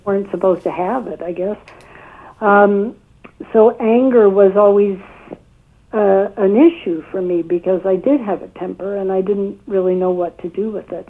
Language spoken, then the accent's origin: English; United States; also born or lived in White Plains, New York; I grew up in the United States